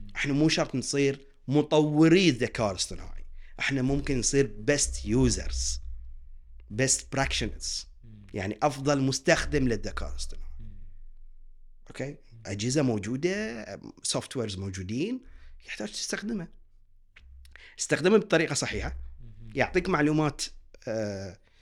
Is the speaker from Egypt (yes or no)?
no; Bahrain; احنا كشعب بحريني متعلم مثقف